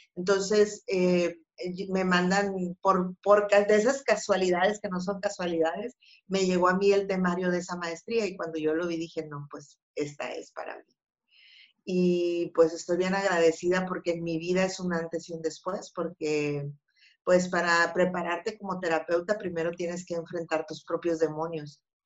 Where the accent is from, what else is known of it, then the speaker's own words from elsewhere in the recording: Empalme, Sonora, Mexico; yo nací en Empalme